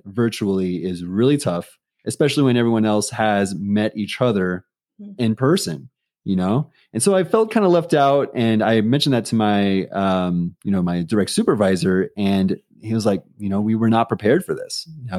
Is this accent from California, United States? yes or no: yes; San Diego, California, United States; moved away as an adult; now in Denver, United States; I'm not a local. You might have known that already. So I'm from San Diego, California, and I transitioned over to here in Denver back in August of 2020 during the heat of the pandemic.